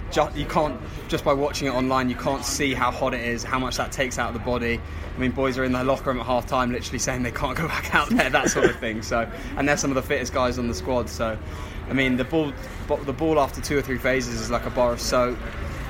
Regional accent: London, United Kingdom; I grew up in London, England.

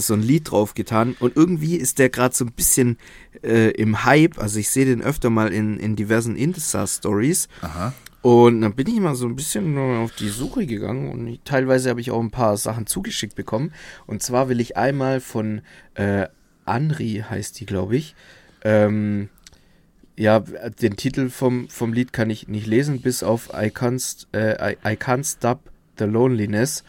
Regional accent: Southern Germany, Germany; Bei uns in Süddeutschland

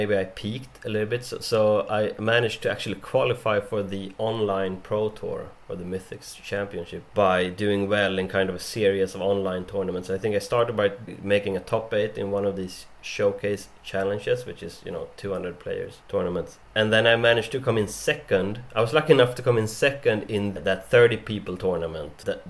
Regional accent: Huddinge, Stockholm County, Sweden; now in Copenhagen, Denmark; So I'm from Sweden, from Huddinge, Swedish best commune, as we say. We don't live there anymore. But I live in Copenhagen in Denmark

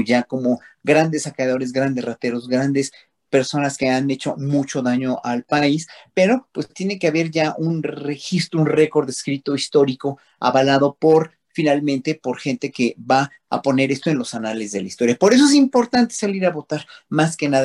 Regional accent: Mexico; sentirnos unidos como pueblo mexicano

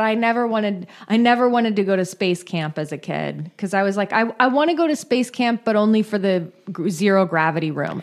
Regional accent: California, United States; I grew up in California. We're always in a drought.

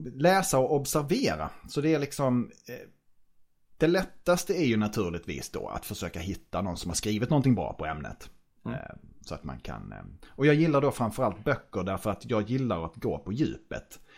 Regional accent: Norrköping, Östergötland, Sweden; jag är tvåbarnsfar från Norrköping

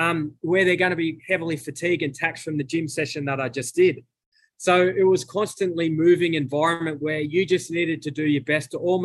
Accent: Australia; moved away as an adult; also born or lived in United States; And in America, my accent is different to the average American. So, and they're always giving me the Australian jokes of, you know, kangaroo

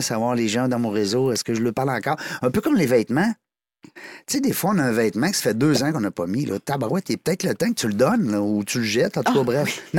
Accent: Amqui, Quebec, Canada; accent: Québécois; ça vient du bas du fleuve, Amqui

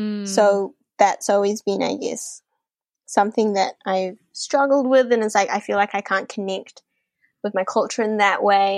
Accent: New Zealand; As I said, I was growing up, I was, like, feeling a bit, like, not Asian enough, but at the same time, I'm not Kiwi enough to be Kiwi.

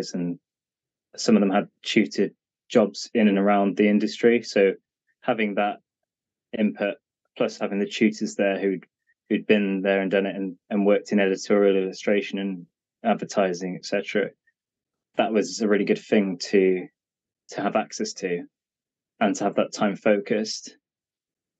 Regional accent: Cheltenham, South West England, United Kingdom; my hometown in Cheltenham

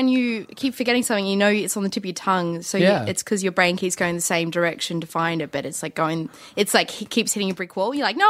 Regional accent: Hobart, Tasmania, Australia; I'm from Hobart

